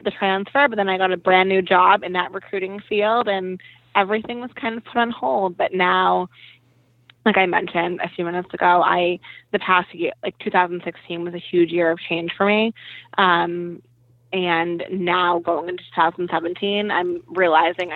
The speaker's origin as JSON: {"language": "English", "town": "Boston", "region": "Massachusetts", "country": "United States", "tie": "born or raised there", "also_born_or_lived": "Las Vegas", "said": "I am from Boston. Born and raised here"}